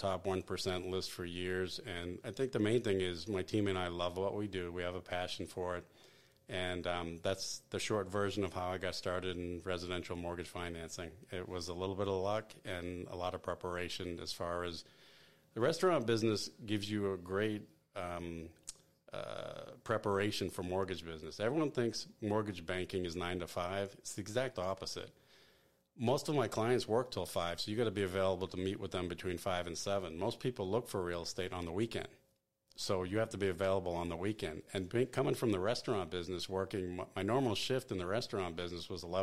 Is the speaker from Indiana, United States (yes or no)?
no; Boston, Massachusetts, United States; moved away as an adult; also born or lived in New York / Seattle, Washington; now in Greensboro, United States; I grew up in Boston, lived in New York, lived in Seattle